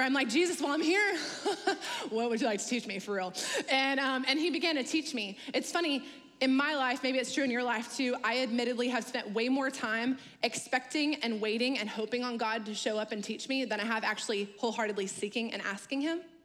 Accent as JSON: {"language": "English", "region": "Louisiana", "country": "United States", "moved": "yes", "lives_now": "North Carolina, United States", "said": "I'm actually originally from Louisiana"}